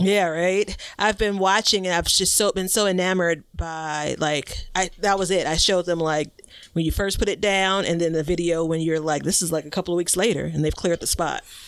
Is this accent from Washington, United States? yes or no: no; Chicago, Illinois, United States; I'm from Chicago. I live in Chicago and I'm on the southeast side